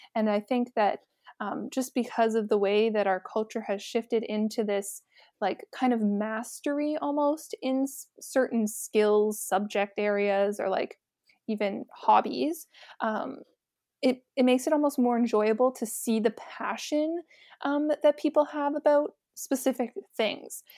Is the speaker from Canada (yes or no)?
yes; Oakville, Ontario, Canada; moved away as an adult; also born or lived in St. Catharines, Ontario; I'm originally from Oakville, uh, born and raised there with my family